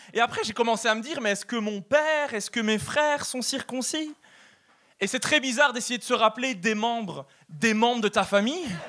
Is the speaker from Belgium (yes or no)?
yes; Belgium; accent: European; now in Canada; je suis belge